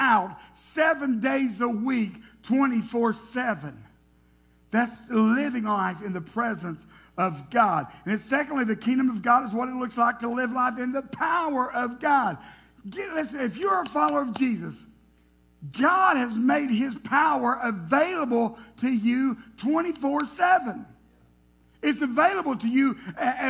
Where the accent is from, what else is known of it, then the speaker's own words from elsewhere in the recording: Tennessee, United States; I was born and raised in Tennessee.